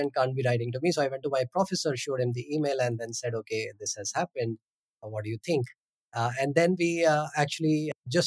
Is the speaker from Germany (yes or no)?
no; central India, India; I was born in the heart of India. I'm in the center part of India. It's been great growing up in a tier 3 city